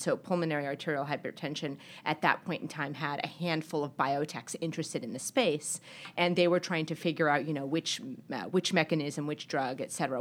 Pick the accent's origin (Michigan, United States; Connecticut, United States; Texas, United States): Texas, United States; El Paso; now in Boston, United States; I grew up in El Paso, Texas